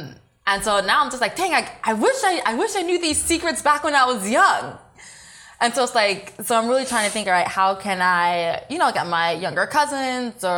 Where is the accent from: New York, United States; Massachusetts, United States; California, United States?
California, United States; Walnut; I grew up in the IE. I grew up in Walnut, next to West Covina, Diamond Bar